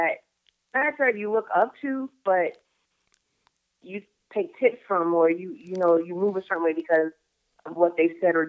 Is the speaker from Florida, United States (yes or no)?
no; New York City, New York, United States; When I think about my childhood in Brooklyn, like, the first place I think about is Pickin Avenue.